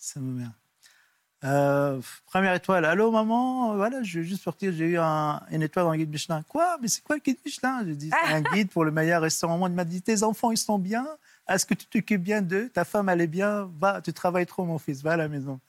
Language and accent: French; Lebanon; moved away as an adult; also born or lived in Liberia; Partir au Liban avec la guerre civile